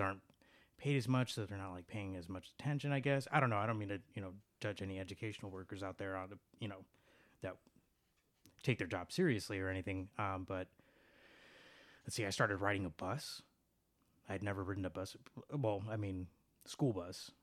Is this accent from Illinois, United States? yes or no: yes; Chicago, Illinois, United States; I was born and raised in Chicago